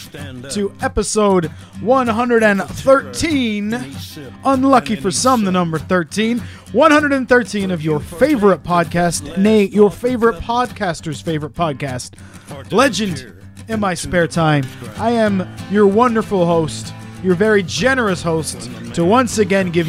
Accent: Canada; growing up in Canada

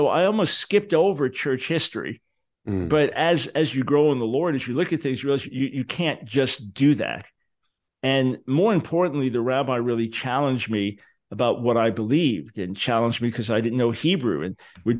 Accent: Long Island, New York, United States; Yeah, I was born in 1955 in New York City. Moved to Long Island a few years after that.

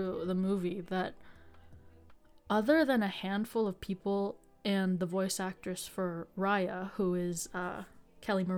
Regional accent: Philippines; I'm Filipino

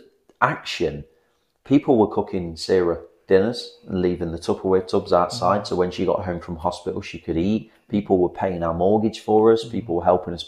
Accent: England, United Kingdom; being English

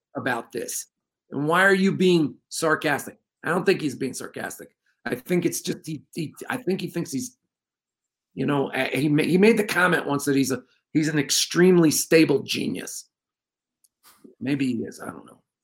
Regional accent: New York, United States; now in New Mexico, United States; I grew up in New York, and it's bad back there

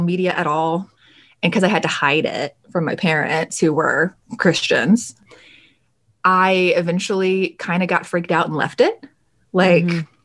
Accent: Alabama, United States; I'm originally born and raised in the South in Alabama.

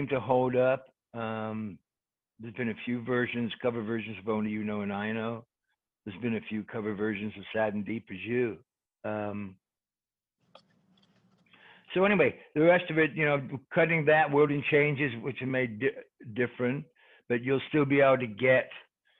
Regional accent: England, United Kingdom; I'm English.

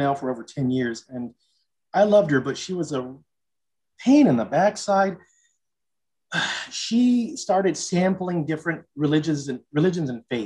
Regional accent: Los Angeles, California, United States; I grew up in Los Angeles, California

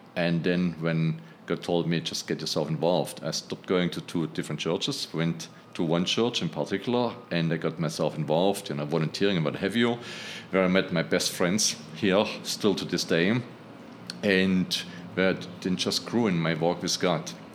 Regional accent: Germany; now in New York City, United States; I'm originally from Germany.

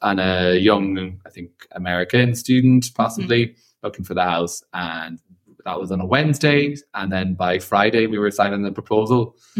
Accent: Ireland; moved away as an adult; now in Florence, Italy; I'm an Irish bartender of nearly 9 years experience at the time.

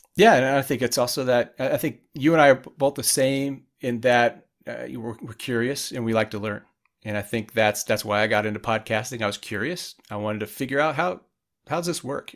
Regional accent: Indiana, United States; I grew up in Indiana in a small town

